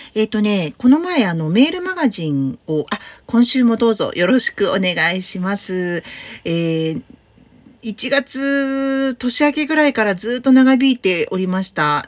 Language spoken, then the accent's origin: Japanese; Tokyo, Japan; now in Fukuoka, Japan; 東京の私の実家